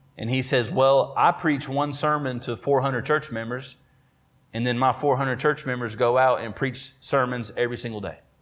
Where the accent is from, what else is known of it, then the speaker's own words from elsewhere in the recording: Oakboro, North Carolina, United States; do ministry in Oakboro, my hometown. Went to the high school across the street